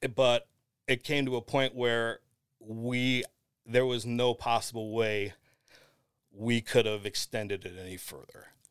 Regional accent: Lorain, Ohio, United States; the Morning Journal, which is my hometown paper

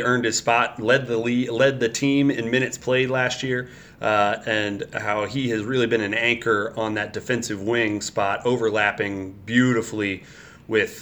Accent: Evansville, Indiana, United States; now in Louisville, United States; Evansville, Indiana, my hometown

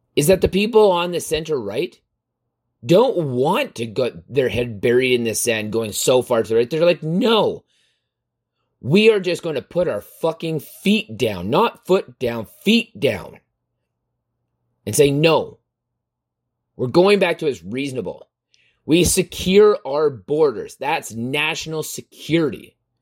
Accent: Canada; I'm from Canada

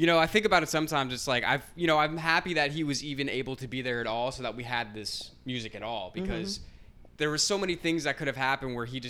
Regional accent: Florida, United States; now in Brooklyn, United States; growing up in Florida

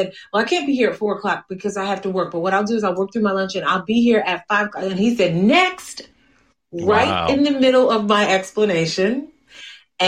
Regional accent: Newark, New Jersey, United States; now in Union, United States; I'm in Union, New Jersey, but I was raised in Newark.

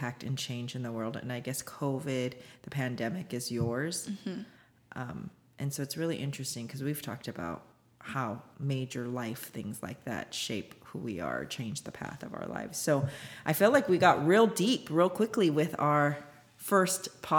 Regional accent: United States; also born or lived in South Korea; we immigrated here when I was one in the early 80s.

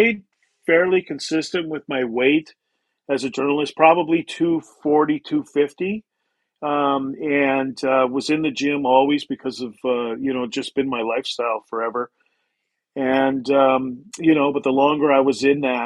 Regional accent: Canada; being a Canadian, played hockey all the time

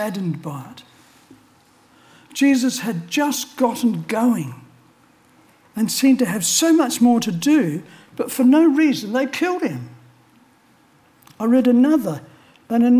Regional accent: Australia; I was born in Australia

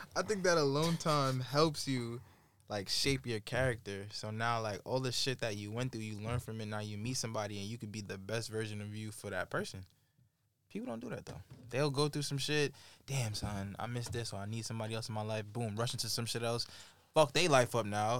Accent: New York, United States; as a New Yorker

